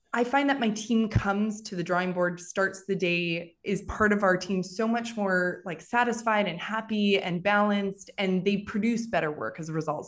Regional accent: Western Canada, Canada; moved away as an adult; also born or lived in Paris; now in New York, United States; I'm originally from Western Canada. I moved to New York eleven years ago, twelve years ago now.

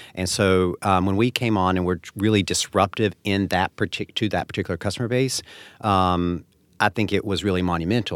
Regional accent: North Carolina, United States; now in upstate New York, United States; I grew up in North Carolina

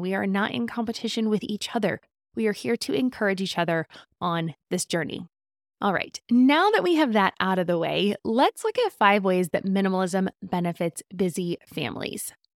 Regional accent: Southern California, United States; Growing up in Southern California

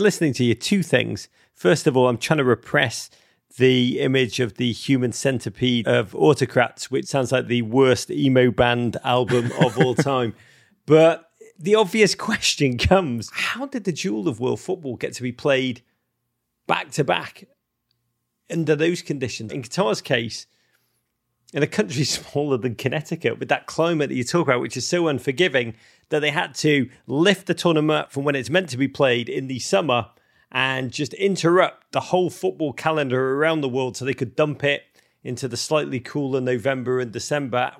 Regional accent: Liverpool, North West England, United Kingdom; growing up in Liverpool

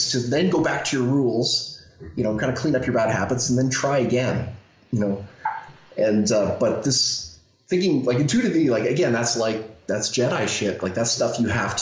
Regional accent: Canada; I'm Canadian

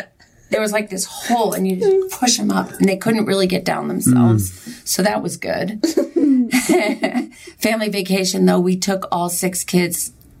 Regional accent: New York, United States; moved away; I'm from New York.

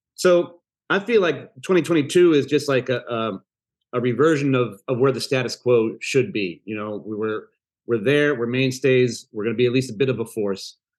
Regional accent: Chicago, Illinois, United States; I'm from Chicago

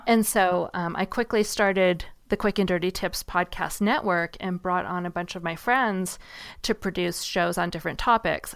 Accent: Seattle, Washington, United States; I grew up in Seattle

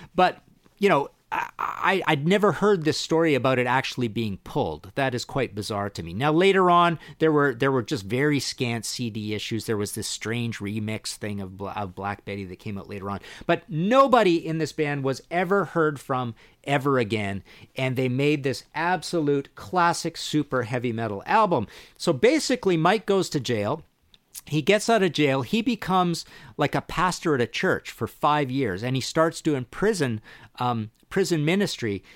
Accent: Trail, British Columbia, Canada; born or raised there

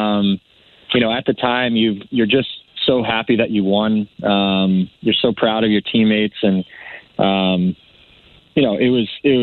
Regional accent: New York, United States; moved away; home to New York and to my hometown

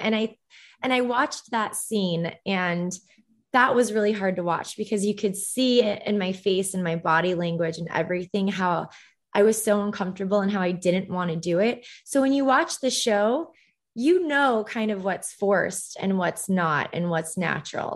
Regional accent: Orange County, California, United States; also born or lived in Los Angeles; I was born in L A, I grew up in Orange County

